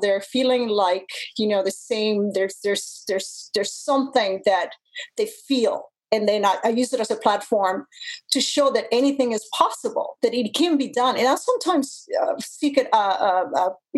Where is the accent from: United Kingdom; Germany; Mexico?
Mexico; moved away as an adult; also born or lived in Japan; now in Canada; growing up in the lands of the cartels